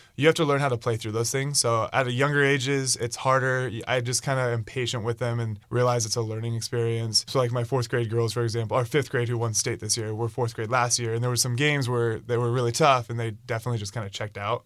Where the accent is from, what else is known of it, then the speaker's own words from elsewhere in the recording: Idaho, United States; moved away as an adult; now in Bainbridge, United States; my hometown of Idaho